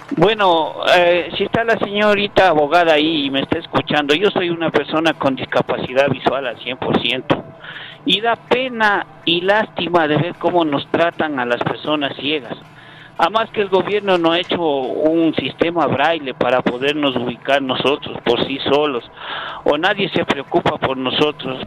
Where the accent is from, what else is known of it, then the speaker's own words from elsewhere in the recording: Ecuador; soy ecuatoriano